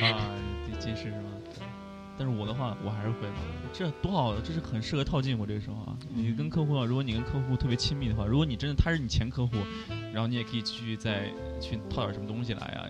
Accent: China; now in Japan; 我们中国人呢，就会大家晚上约

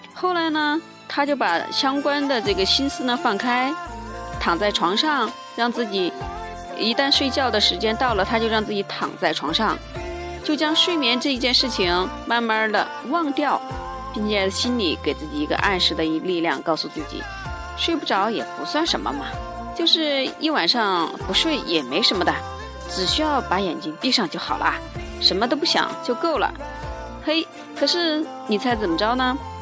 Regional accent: China; 我们中国人

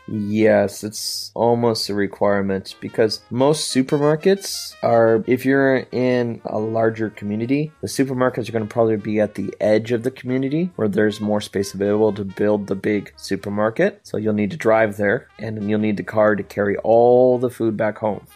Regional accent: United States; moved away; my hometown has a large uh, Mexican community, so our supermarkets sell a lot of uh, Mexican goods

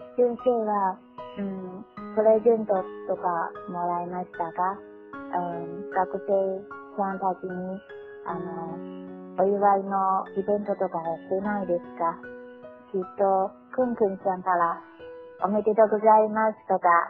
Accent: China; born or raised there; Japanese is a second language

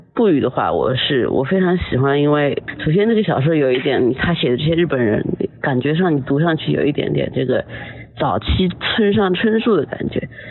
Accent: China; 我们中国人有时候说的这种不， 不卑不亢吧

